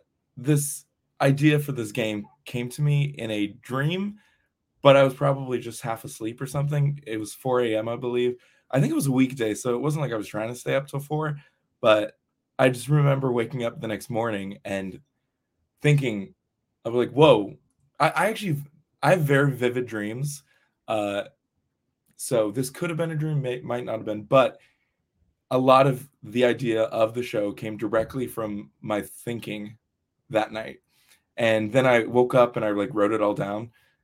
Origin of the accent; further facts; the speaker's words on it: Texas, United States; Oh, yes. I was from Texas.